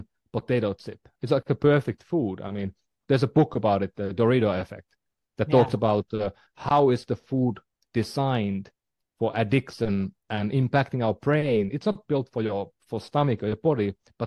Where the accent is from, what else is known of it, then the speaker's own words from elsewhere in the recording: Finland; moved away; I'm from Finland